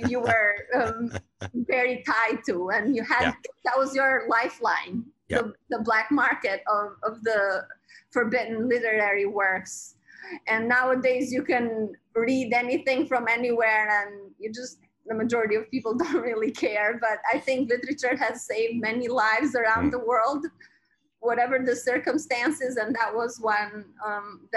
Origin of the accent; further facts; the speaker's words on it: Albania; now in Brooklyn, United States; I was born in Albania, and I was 10 years old, or about that age